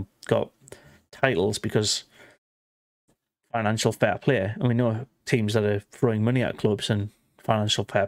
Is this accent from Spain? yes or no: no; England, United Kingdom; we're English.